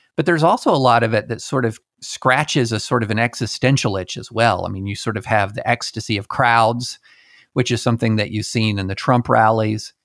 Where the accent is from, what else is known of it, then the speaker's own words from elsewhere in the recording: the South, United States; also born or lived in Alabama / Tennessee / Kentucky; I grew up in the, in the South. I was born in Alabama, raised in Tennessee and Kentucky